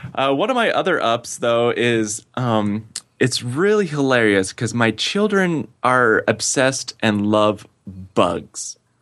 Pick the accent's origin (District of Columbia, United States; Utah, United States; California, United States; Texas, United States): Utah, United States; West Valley City; moved away; I grew up in West Valley City, Utah